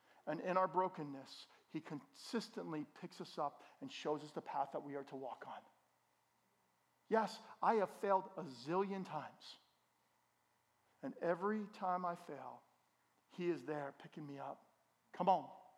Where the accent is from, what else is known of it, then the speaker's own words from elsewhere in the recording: Bergen County, New Jersey, United States; I grew up in Bergen County.